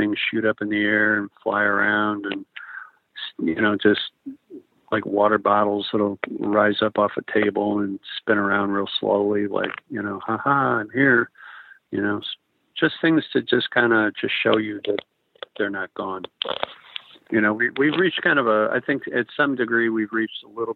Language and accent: English; Chicago, Illinois, United States; moved away; I'm from Chicago